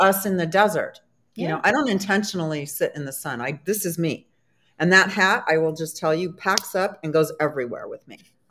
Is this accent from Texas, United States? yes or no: no; San Diego, California, United States; now in Maryland, United States; when I moved to Maryland, I'm from San Diego, it was in January